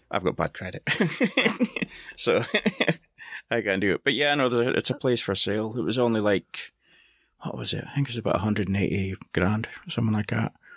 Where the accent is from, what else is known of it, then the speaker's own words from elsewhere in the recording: Scotland, United Kingdom; I'm Scottish